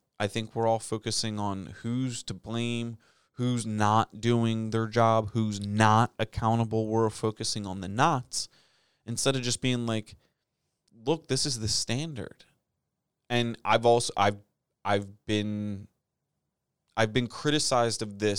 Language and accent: English; United States; We're Americans.